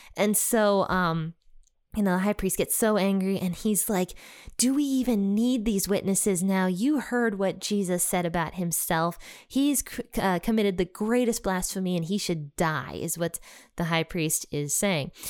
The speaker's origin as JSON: {"language": "English", "region": "Ohio", "country": "United States", "said": "my home state, Ohio"}